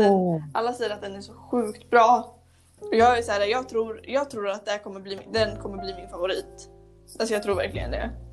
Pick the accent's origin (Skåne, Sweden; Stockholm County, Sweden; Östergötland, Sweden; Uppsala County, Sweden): Östergötland, Sweden; Motala; hemma i Motala